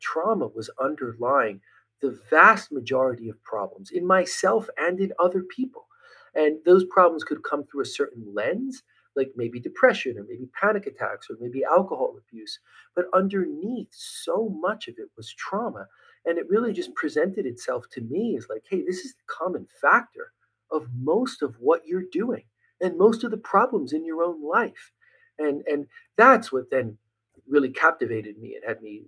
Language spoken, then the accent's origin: English; Trenton, New Jersey, United States; I was born and raised outside of Trenton, New Jersey